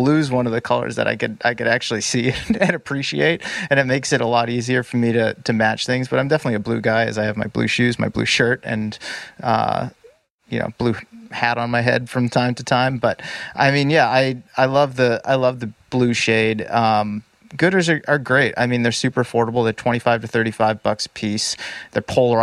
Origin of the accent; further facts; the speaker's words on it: Boston, Massachusetts, United States; now in Bay Area, United States; I grew up in the Boston area